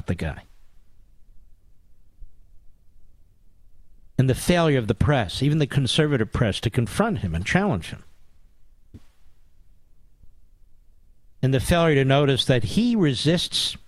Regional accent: Philadelphia, Pennsylvania, United States; moved away; Philadelphia, Pennsylvania, my hometown

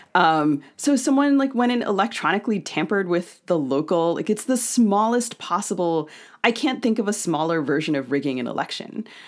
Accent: Maryland, United States; I grew up in Maryland and spent a lot of my childhood visiting Civil War sites

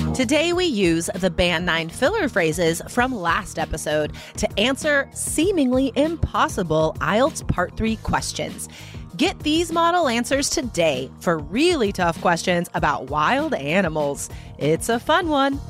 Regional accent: United States; first language English; I am from the United States

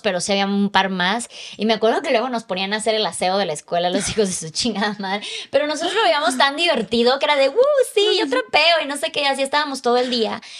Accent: Chiapas, Mexico; moved away as an adult; a los 20 me salí de mi casa, a los 24 me salí de Chiapas

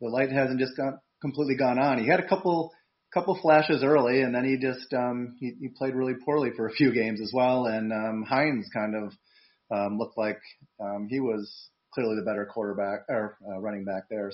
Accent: Wisconsin, United States; I'm from Wisconsin

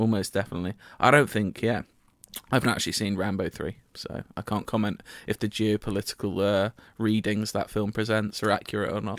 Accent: United Kingdom; I'm British

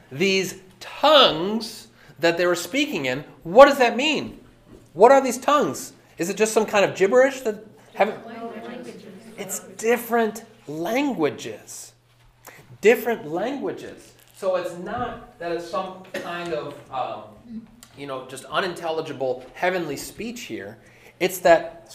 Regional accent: Lake Orion, Michigan, United States; when I was growing up in Lake Orion

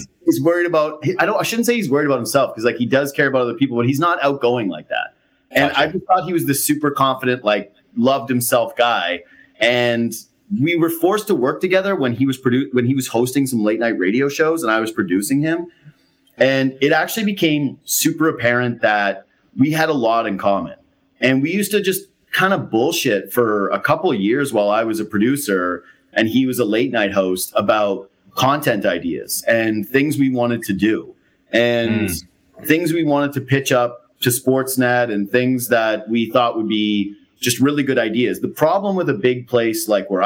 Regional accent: Western Canada, Canada; moved away; I'm from out west

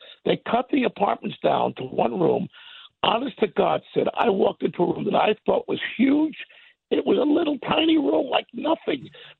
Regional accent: New York City, New York, United States; I'm born and raised in New York City, 21st Street between 7th and 8th Avenue.

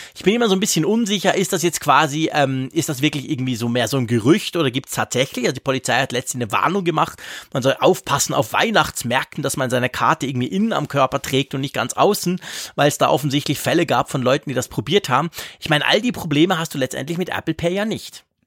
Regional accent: Switzerland; wir Schweizer

